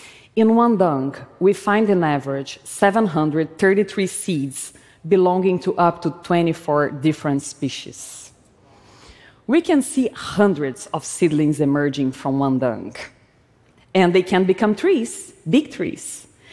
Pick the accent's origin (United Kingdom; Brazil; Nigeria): Brazil; was a child, growing up in Brazil, I would play by stepping on cow's poop, barefoot